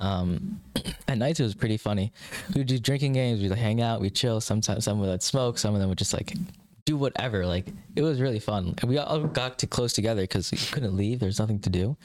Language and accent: English; Kansas, United States; also born or lived in Mumbai, India / Alaska; when I was like five or so, I think five and a half maybe, I moved down to Kansas